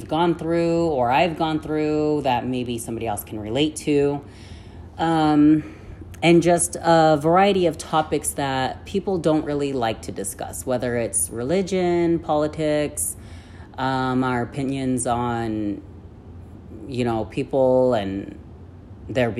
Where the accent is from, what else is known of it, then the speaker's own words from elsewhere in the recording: Ogden, Utah, United States; also born or lived in Yuma, Arizona; I grew up in Utah for most of my life. So I lived in the root of Ogden.